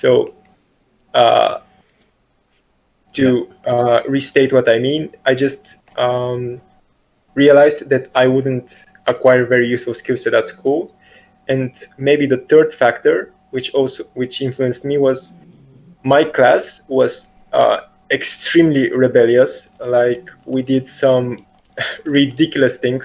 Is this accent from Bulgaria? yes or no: yes; Bulgaria; I'm from Bulgaria